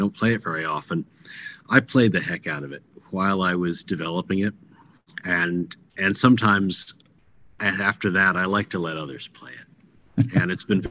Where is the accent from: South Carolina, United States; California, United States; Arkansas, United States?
California, United States; also born or lived in Connecticut / New Hampshire / Wyoming; now in Virginia, United States; I was born in Connecticut, raised California, came back east for school, and then for my career, I came down to Virginia, and I now live between Virginia and Wyoming.